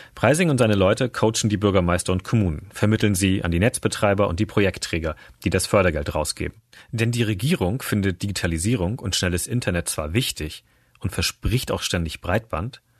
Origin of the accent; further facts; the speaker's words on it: Großhansdorf, Schleswig-Holstein, Germany; Großhansdorf, kurz vor Hamburg